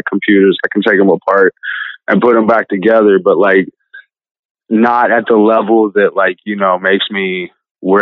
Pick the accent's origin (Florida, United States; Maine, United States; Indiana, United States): Indiana, United States; I was in 7 different, you know, institutions and boys' homes in the state of Indiana within 2 years